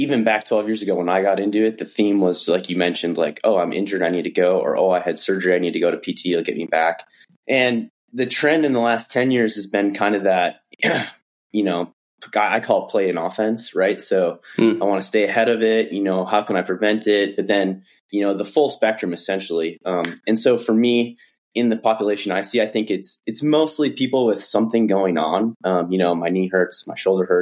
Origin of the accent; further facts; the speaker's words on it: Midwest, United States; moved away as an adult; also born or lived in Flagstaff, Arizona; now in Bozeman, United States; I'm originally from the Midwest, so grew up playing all the football, baseball